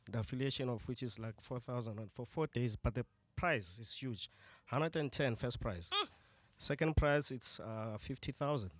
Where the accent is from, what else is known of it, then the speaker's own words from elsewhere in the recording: Tembisa, Gauteng, South Africa; I'm from Tembisa